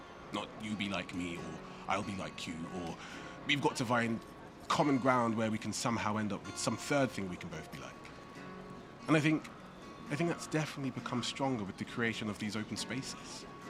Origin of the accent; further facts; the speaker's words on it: South East England, United Kingdom; I mean, I grew up in the 90s. My parents were from Nigeria, but growing up in Kent, there wasn't really a space for me to express my hyphenated identity, you know?